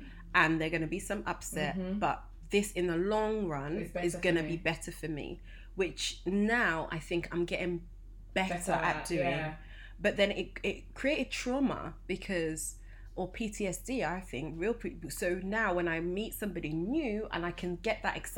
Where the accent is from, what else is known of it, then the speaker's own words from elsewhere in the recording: Nigeria; Especially as a Nigerian eldest child.